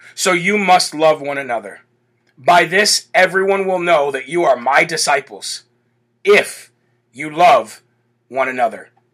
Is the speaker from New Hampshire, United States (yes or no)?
yes; New Hampshire, United States; New Hampshire, right here in my home state